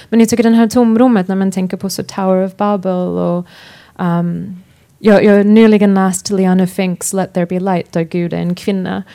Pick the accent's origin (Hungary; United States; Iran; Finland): United States; Swedish is a second language; moved away; also born or lived in Sweden / London; jag är svensk, men uh, för det mesta har jag upp, är jag uppvuxen i USA